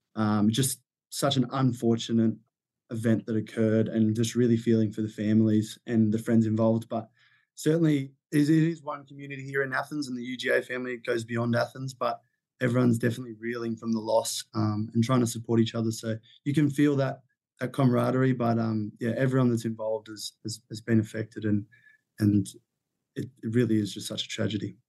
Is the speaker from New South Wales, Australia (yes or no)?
yes; Sydney, New South Wales, Australia; I come from Sydney, Australia